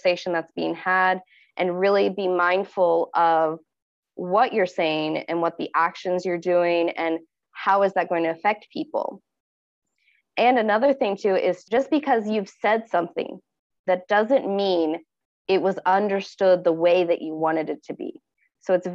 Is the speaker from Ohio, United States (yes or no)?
yes; Ohio, United States; moved away as an adult; now in Tokyo, Japan; I am from Ohio State in the United States of America